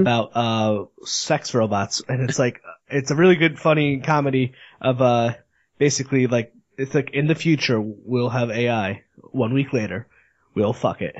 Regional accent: Northeast, United States; I'm from the Northeast

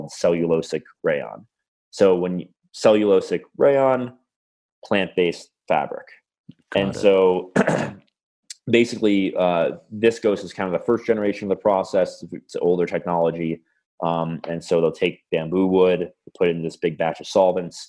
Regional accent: United States; I'm an American

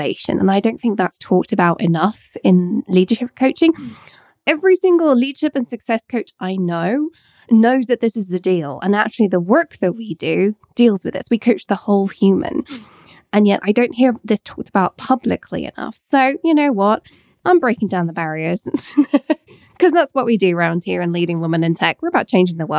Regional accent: England, United Kingdom; now in Scotland, United Kingdom; I live in Scotland and I was born in Scotland, I went to school in England, spent most of my childhood in England

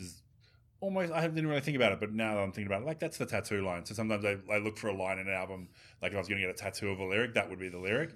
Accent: Australia; as an Australian

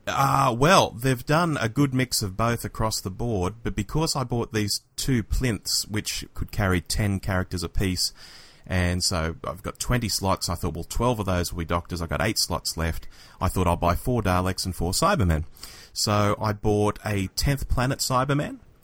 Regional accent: Sydney, New South Wales, Australia; growing up in Australia

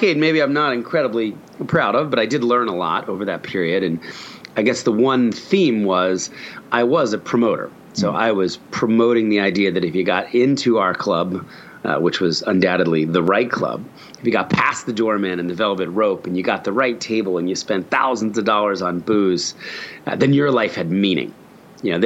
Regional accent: New Jersey, United States; moved away as an adult; also born or lived in Philadelphia / New York City; I was born in Philadelphia and raised in a very conservative Christian home in New Jersey. So moving to New York City at 19 years old

